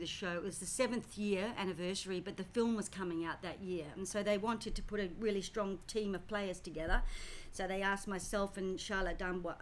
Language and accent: English; Australia; also born or lived in United Kingdom / London / Paris; I was born in Britain. Came to Australia when I was 4 and a half